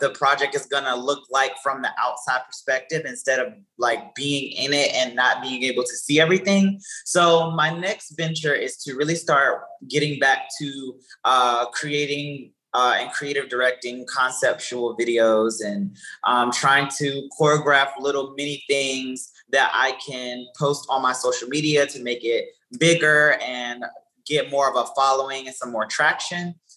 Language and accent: English; Columbia, South Carolina, United States; also born or lived in Orangeburg, South Carolina; now in New York, United States; I'm originally from Columbia, South Carolina